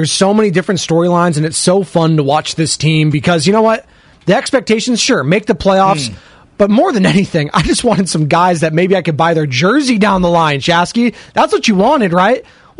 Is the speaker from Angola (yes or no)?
no; United States; I love my country. I love being American